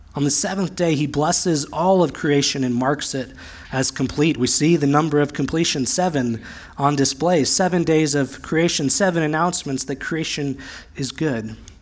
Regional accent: United States; also born or lived in Central Oregon; As American evangelicals

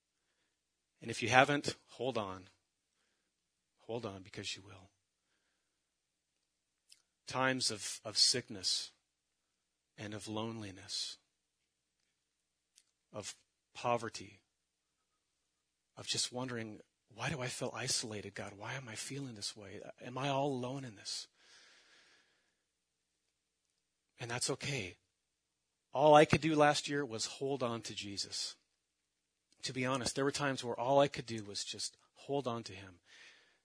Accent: Mill Creek, Washington, United States; my family, we come from the Seattle area, just north of Seattle, Mill Creek

